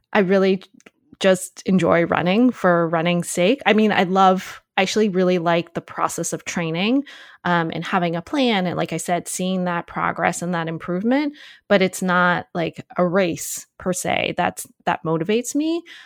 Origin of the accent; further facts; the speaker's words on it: United States; being Asian American